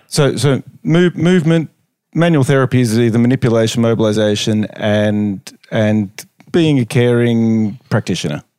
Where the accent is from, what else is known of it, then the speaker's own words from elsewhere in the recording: Melbourne, Victoria, Australia; moved away as an adult; now in Norway; as you hear from the accent, I'm from Australia, Melbourne, Australia, very clearly from the accent.